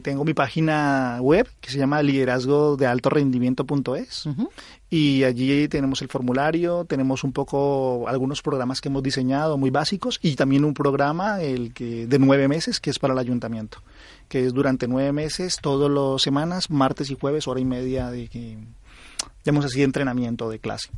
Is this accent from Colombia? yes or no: yes; Colombia; accent: Colombian; now in Spain; soy colombiano, creo que se nota por mi acento